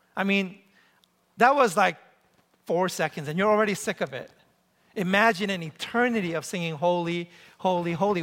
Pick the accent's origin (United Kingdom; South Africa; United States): United States; New York City, New York; moved away as an adult; also born or lived in Ann Arbor, Michigan; I grew up in New York City